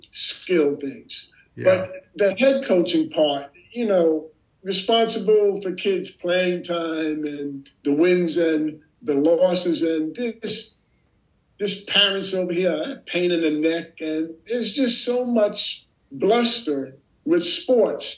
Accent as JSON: {"language": "English", "country": "United States", "also_born_or_lived": "Poland / Netherlands", "moved": "as an adult", "lives_now": "Haarlem, Netherlands", "said": "I never really got back to being American here after I left."}